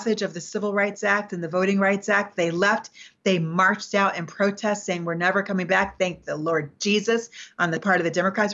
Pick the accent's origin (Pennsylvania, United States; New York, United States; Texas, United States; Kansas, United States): New York, United States; I'm from New York